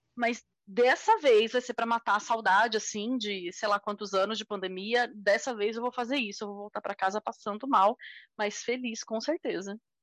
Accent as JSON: {"language": "Portuguese", "country": "Brazil", "said": "a gente, como brasileiro"}